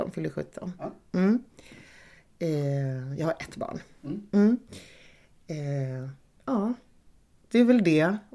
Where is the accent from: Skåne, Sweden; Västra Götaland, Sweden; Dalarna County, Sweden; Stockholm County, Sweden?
Skåne, Sweden; Malmö; born there; Malmö. Så det var lite sådär knyta upp säcken för mig. Komma hem eh, eh, så. Och få återupptäcka min födelsestad.